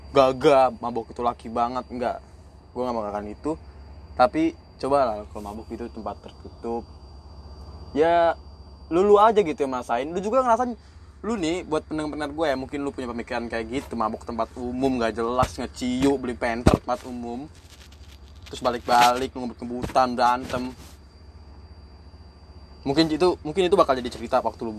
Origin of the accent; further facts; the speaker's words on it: North Sumatra, Indonesia; gue kan orang Batak ya namanya orang Batak pasti kalau ada acara